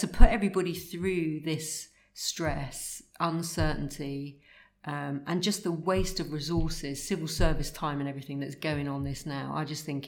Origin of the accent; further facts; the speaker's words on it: London, United Kingdom; being a Londoner